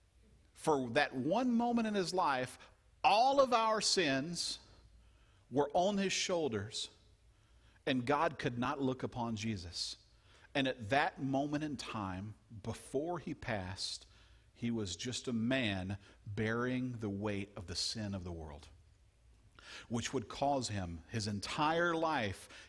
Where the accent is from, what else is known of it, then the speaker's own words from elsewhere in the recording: Louisiana, United States; I grew up in Louisiana, and we did some frogging